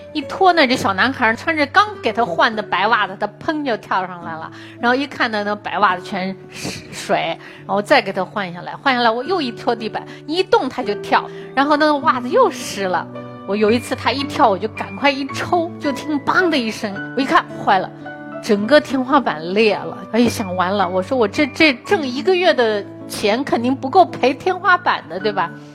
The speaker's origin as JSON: {"language": "Chinese", "country": "China", "said": "中国在二十多年前是非常贫穷的，是世界上有名的贫穷的国家"}